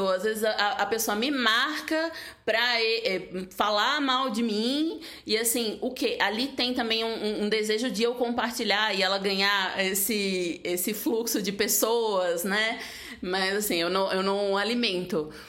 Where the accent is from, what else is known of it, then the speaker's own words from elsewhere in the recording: Northeast Region, Brazil; fico feliz como nordestina, né?